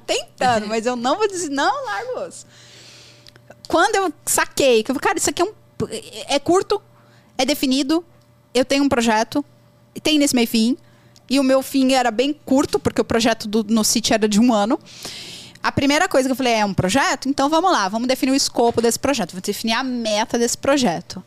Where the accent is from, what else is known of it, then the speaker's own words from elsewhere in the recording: Brazil; accent: Brazilian; eu tenho sotaque fortíssimo brasileiro. Qualquer pessoa que me ouvir vai saber que eu sou brasileira